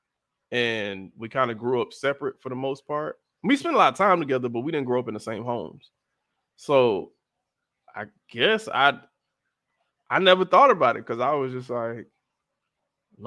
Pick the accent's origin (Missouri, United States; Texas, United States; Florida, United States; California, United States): Florida, United States; Miami; also born or lived in Atlanta, Georgia; So I grew up in Miami.